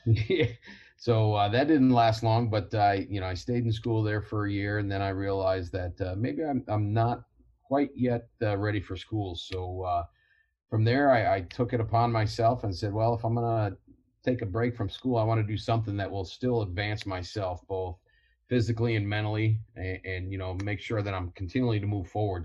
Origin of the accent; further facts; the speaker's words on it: Toledo, Ohio, United States; growing up in Toledo, then uh, uh, University of Toledo, then Marine Corps